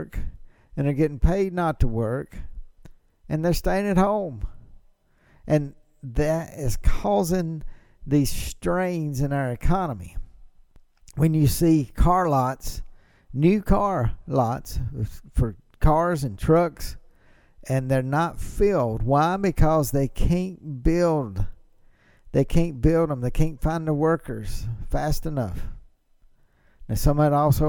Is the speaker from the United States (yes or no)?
yes; United States; growing up in America.